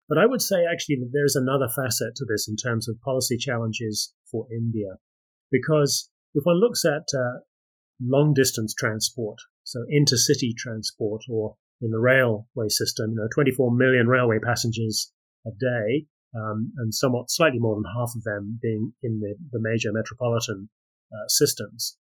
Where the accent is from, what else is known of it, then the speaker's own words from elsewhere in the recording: Australia; I am from Australia